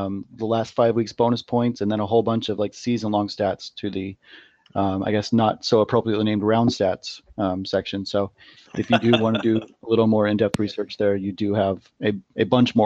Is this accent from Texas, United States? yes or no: no; Utah, United States; now in Boston, United States; I'm from Utah. So when I go back home